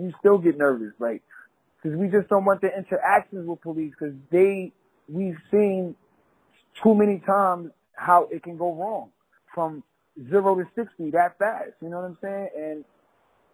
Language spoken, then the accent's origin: English; New York City, New York, United States; also born or lived in Queens; I'm from Brooklyn. Moved to Queens